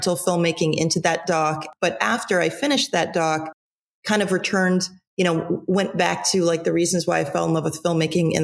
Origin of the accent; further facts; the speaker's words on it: Tucson, Arizona, United States; I'm from Tucson, Arizona originally